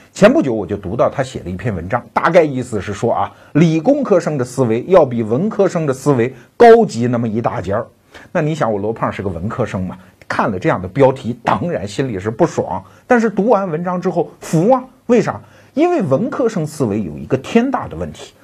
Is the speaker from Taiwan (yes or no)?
no; China; 我们中国人